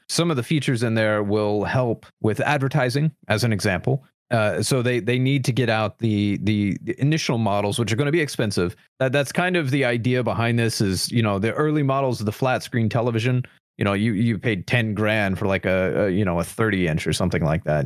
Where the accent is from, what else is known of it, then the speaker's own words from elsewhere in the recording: United States; as an American.